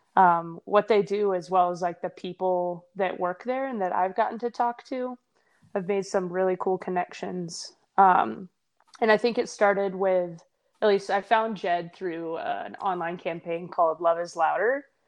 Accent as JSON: {"language": "English", "region": "Tennessee", "country": "United States", "moved": "yes", "said": "I'm from Tennessee originally"}